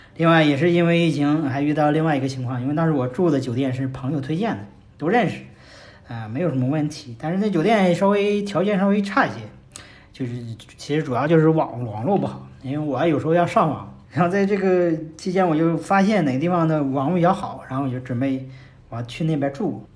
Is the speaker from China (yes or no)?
yes; China; 是从中国